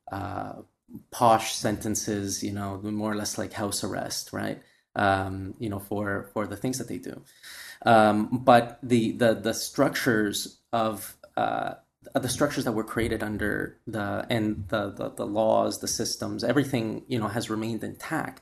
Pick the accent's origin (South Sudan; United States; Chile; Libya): Chile; Valparaíso; moved away; also born or lived in Canada; That was in Valparaíso where my, where my, my, like, that's my hometown